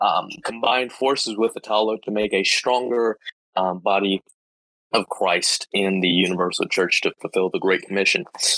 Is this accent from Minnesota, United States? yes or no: no; California, United States; I am 16 years old. I'm from California. I love God